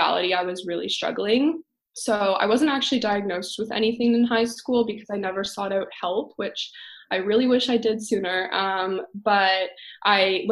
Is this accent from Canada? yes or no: yes; London, Ontario, Canada; also born or lived in Waterloo, Ontario; I'm from London. So I ended up going to Laurier, which was about like an hour and a half in Waterloo away from London